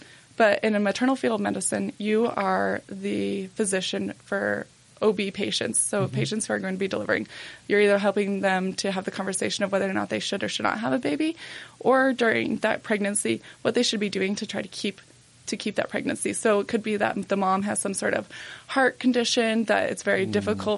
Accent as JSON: {"language": "English", "town": "Pocatello", "region": "Idaho", "country": "United States", "moved": "as an adult", "lives_now": "Salt Lake City, United States", "said": "I'm from Pocatello."}